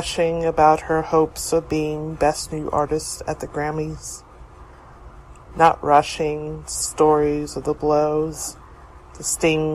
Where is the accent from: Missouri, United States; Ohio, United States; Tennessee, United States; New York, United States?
New York, United States; New York City; I'm from New York City.